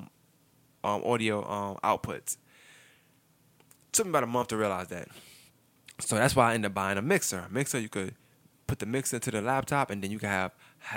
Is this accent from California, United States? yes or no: no; New York City, New York, United States; now in Augusta, United States; I'm from Brooklyn